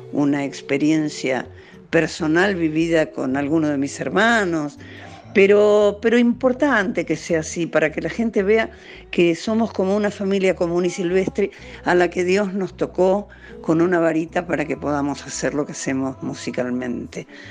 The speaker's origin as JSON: {"language": "Spanish", "country": "Argentina", "also_born_or_lived": "Spain", "moved": "as an adult", "said": "cuando volví a la Argentina"}